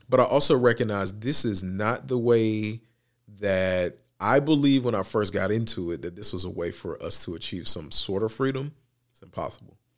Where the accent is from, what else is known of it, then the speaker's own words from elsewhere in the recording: United States; as an American